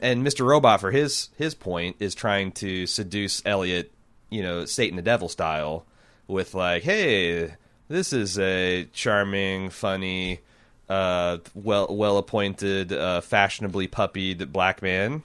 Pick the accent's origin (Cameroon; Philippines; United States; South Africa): United States; Indiana; growing up in Indiana